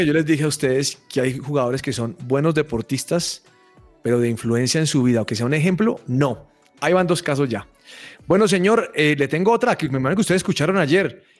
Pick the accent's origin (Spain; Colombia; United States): Colombia; nos distingue como colombianos